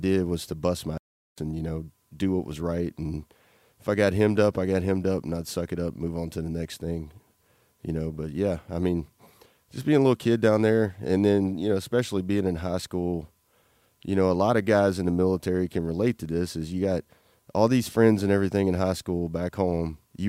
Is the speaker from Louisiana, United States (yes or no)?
yes; Louisiana, United States; growing up in a little small podunk town in Louisiana, you know, I had, my grandpa was a World War II vet in the Navy.